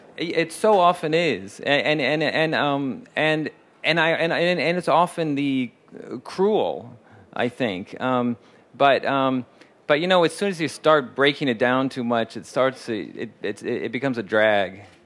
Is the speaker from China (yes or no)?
yes; Shanghai, China; English is a second language; moved away as an adult; now in Los Angeles, United States; I'm a filmmaker from Shanghai and I also learn and work my film